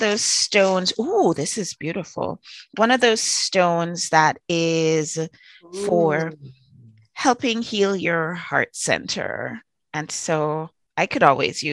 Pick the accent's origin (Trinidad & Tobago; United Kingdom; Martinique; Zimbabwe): Trinidad & Tobago; I was born in Trinidad